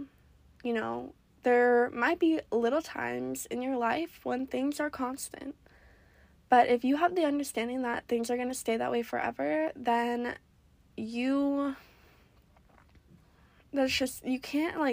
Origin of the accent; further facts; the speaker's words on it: Oregon, United States; moved away as an adult; I grew up in Oregon